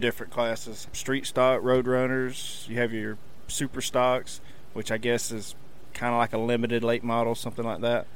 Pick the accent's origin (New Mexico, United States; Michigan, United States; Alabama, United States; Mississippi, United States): Alabama, United States; Kinston; raised in Kinston, Alabama. Live there now